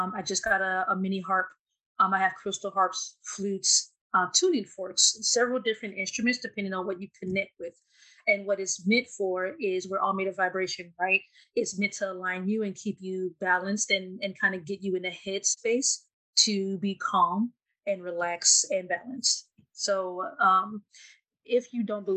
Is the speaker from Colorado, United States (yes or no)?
no; Louisiana, United States; I'm from Louisiana